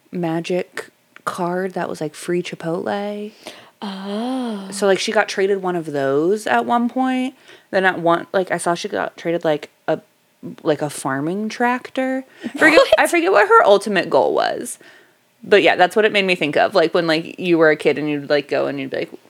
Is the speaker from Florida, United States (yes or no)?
yes; Orlando, Florida, United States; I was born in Dunedin. I was born at Arnold Palmer in Orlando.